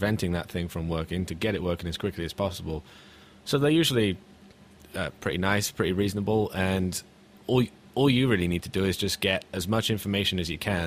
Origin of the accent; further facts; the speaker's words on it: Hereford, West Midlands, United Kingdom; moved away as an adult; now in United States; When I first moved to America, because I'm originally from Hereford